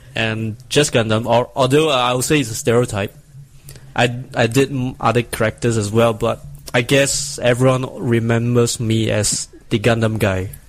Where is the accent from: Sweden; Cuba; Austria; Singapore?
Singapore; I'm a cosplayer from Singapore, this small little island below Malaysia.